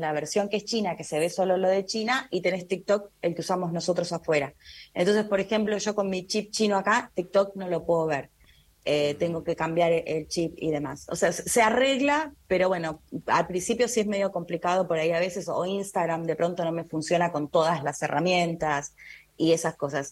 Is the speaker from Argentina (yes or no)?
yes; Argentina